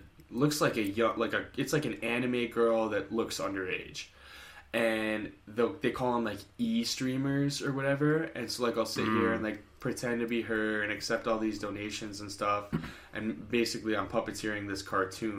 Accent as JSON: {"language": "English", "country": "United States", "said": "us as American citizens"}